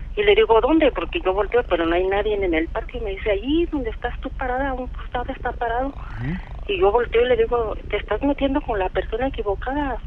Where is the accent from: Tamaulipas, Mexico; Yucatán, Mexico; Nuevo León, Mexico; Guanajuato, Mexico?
Guanajuato, Mexico; Salamanca; De aquí de Salamanca.